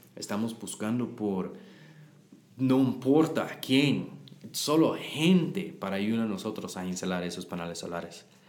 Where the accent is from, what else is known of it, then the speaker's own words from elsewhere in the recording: Texas, United States; Spanish is a second language; moved away as an adult; now in Guatemala; Yo soy de Texas